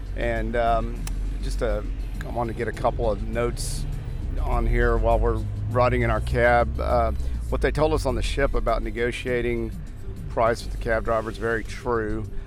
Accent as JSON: {"language": "English", "town": "Houston", "region": "Texas", "country": "United States", "said": "We're from Houston, Texas"}